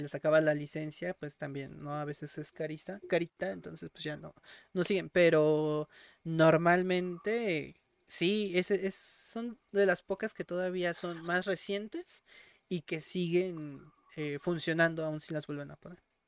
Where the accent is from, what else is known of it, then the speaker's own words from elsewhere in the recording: Mexico; en México, por muy groseros que puedan llegar a ser, acá no somos tan asquerosos